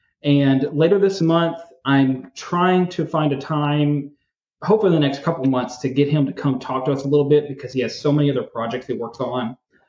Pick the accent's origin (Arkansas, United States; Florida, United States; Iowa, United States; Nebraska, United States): Arkansas, United States; my home state of Arkansas.